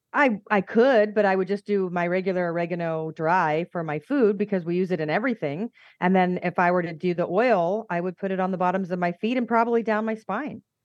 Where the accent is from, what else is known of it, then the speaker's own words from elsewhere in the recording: United States; accent: American; moved away as an adult; also born or lived in Atlanta; now in Malta; my American accent